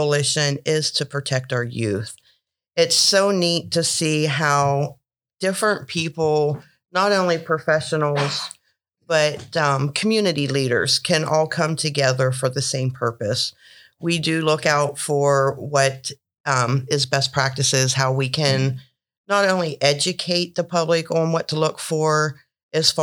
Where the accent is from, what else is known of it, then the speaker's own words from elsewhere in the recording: Uhrichsville, Ohio, United States; I'm from Yerkesville